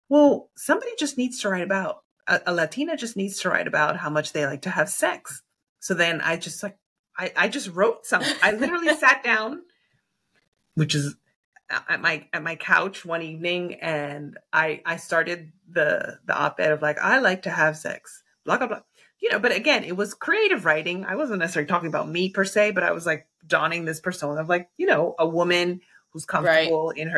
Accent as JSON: {"language": "English", "region": "New York", "country": "United States", "tie": "born or raised there", "said": "New York feels like home. When I'm there, I, I feel like New York has shaped me."}